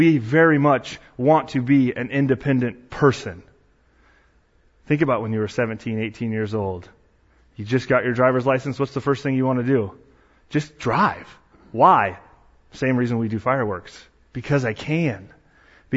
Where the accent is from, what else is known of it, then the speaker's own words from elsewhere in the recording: Arcata, California, United States; moved away; So I grew up in Arcata area in Bayside, went to Arcata Christian School, went there from age K through 8